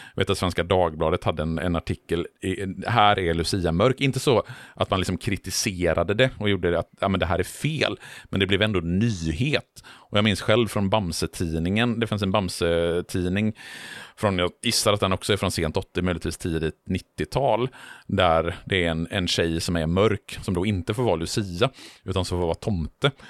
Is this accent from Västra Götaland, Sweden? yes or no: yes; Borås, Västra Götaland, Sweden; i Borås, där jag växte upp